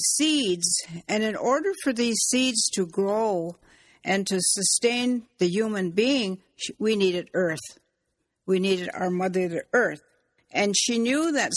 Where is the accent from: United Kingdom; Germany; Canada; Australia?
Canada; Six Nations, Ontario; I'm from the Mohawk Nation, from the Turtle Clan